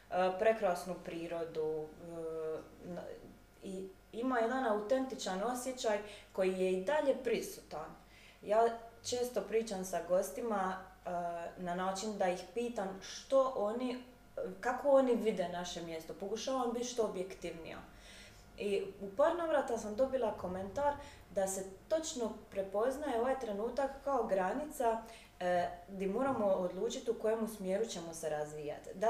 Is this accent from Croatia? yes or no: yes; Lombarda, Dubrovnik-Neretva County, Croatia; znači, ja sam e, iz Lombarde i odlučila sam se kandidirati za načelnicu općine.